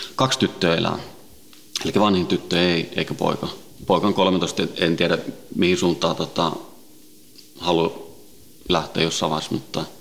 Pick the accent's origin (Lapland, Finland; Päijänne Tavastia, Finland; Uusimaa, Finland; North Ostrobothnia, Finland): Uusimaa, Finland; Helsinki; also born or lived in Sweden; Ruotsin lähiössä kasvanut ja syntynyt ja, ja tota, viisivuotiaana noin tultiin Suomeen, Itä-Helsinkiin